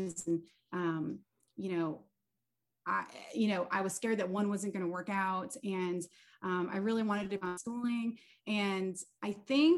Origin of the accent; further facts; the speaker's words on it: Naples, Florida, United States; moved away as an adult; also born or lived in Syracuse, New York / Japan; We moved to Florida and that's where I consider home, is Naples, Florida. And I went to, middle school there, high school there. I went to college there